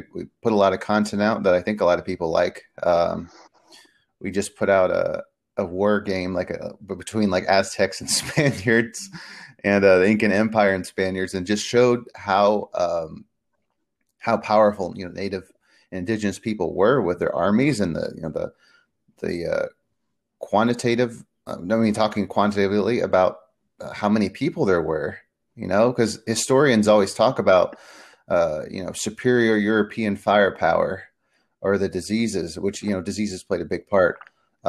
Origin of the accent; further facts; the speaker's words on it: Peru; born there; I was born in Peru, so we're both from really two major areas in South America